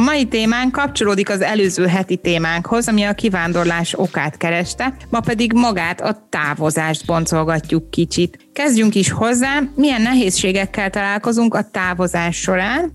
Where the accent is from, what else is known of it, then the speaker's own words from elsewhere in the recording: Hungary; moved away; én is egy kivándorolt magyar vagyok